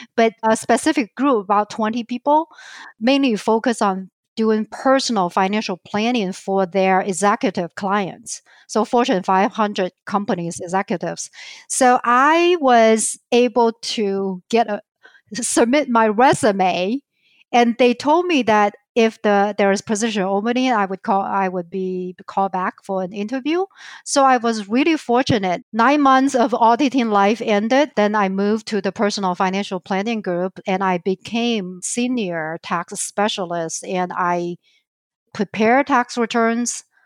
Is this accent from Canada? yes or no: no; southern China near Hong Kong, China; accent: Chinese; English is a second language; moved away as an adult; also born or lived in Idaho, United States / Minnesota, United States; now in Twin Cities, United States; I was born and raised in China, in southern part of China near Hong Kong